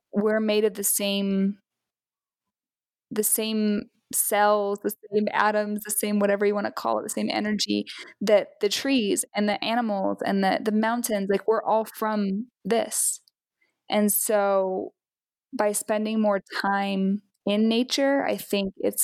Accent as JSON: {"language": "English", "region": "Utah", "country": "United States", "tie": "born or raised there", "said": "I'm originally from Utah, and I hiked and camped and stuff a bunch when I was growing up"}